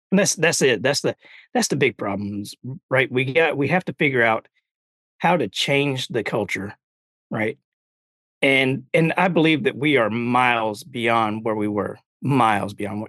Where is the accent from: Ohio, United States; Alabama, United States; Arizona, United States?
Alabama, United States; growing up in Alabama